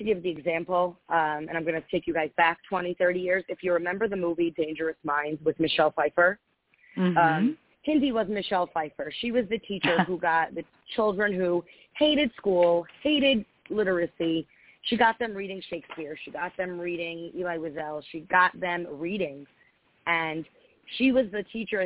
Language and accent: English; Long Island, New York, United States; I grew up in Long Island, actually, which I'm sure within 5 minutes you will hear from my accent